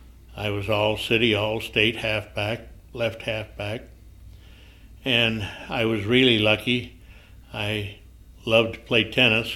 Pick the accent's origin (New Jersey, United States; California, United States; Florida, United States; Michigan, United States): Michigan, United States; Grand Rapids; moved away as an adult; now in Colorado, United States; I was born and raised in Grand Rapids, Michigan